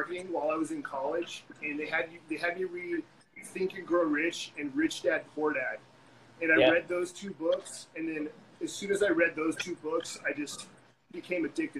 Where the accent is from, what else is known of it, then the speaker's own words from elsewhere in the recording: San Diego, California, United States; So I grew up in San Diego, lived with both of my parents